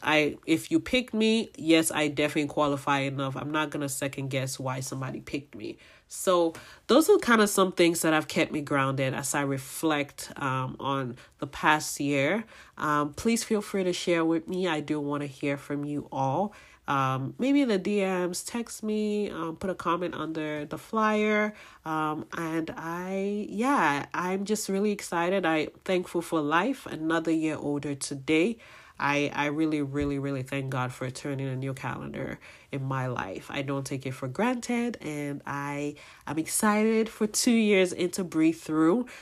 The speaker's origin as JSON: {"language": "English", "country": "Nigeria", "said": "my Nigerian people"}